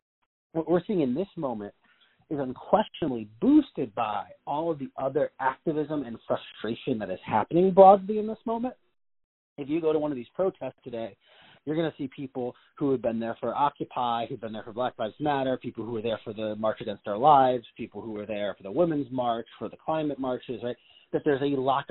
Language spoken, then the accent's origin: English; Cleveland, Ohio, United States; Cleveland's a good example, it's my hometown